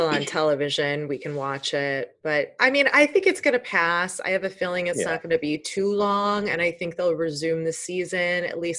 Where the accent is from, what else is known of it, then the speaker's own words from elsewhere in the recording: Chicago, Illinois, United States; I'm from Chicago